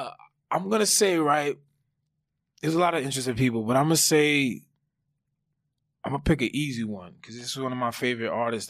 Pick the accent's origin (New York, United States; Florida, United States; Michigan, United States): Michigan, United States; Grand Rapids; I'm from Michigan, if people don't know.